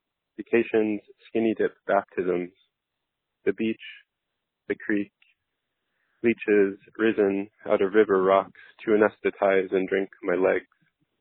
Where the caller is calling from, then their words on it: Philadelphia, Pennsylvania, United States; I'm calling from Philadelphia, Pennsylvania